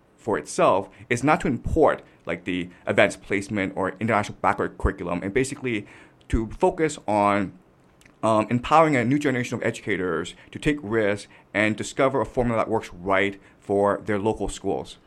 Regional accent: Toronto, Ontario, Canada; moved away as an adult; now in China; I had a very tough time growing up in Canada

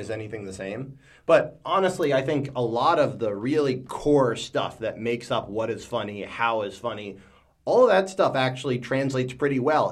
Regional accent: United States; moved away as an adult; now in China; I'm American

